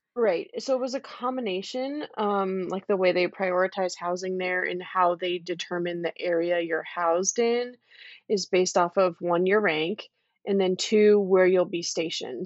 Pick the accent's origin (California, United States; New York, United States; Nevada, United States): California, United States; moved away as an adult; also born or lived in Okinawa; I'm from California. My whole family's in California. I'm just, like, a West Coast kind of person